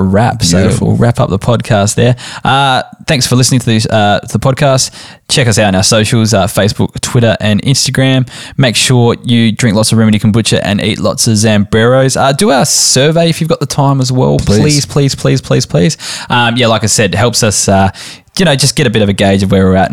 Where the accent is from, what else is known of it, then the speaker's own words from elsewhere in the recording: Barossa, South Australia, Australia; we're from the Barossa